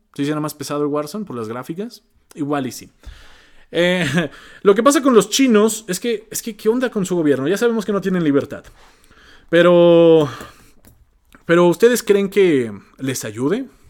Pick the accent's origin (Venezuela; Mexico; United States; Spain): Mexico; siendo mexicano, siendo de habla hispana